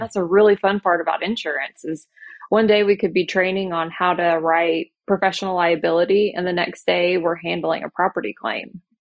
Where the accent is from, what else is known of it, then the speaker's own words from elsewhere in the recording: Oklahoma City, Oklahoma, United States; I am from Oklahoma City